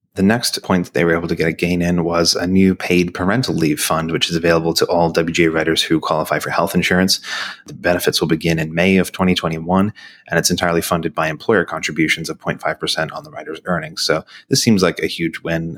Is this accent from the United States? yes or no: no; Australia; moved away; my home country